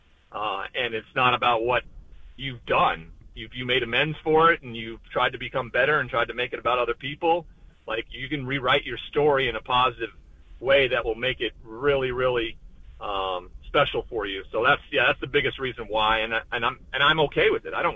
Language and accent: English; Montana, United States; growing up in Montana